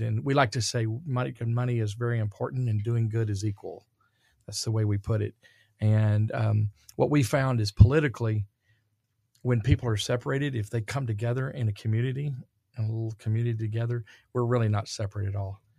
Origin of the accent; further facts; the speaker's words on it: Dallas, Texas, United States; I'm from Dallas, Texas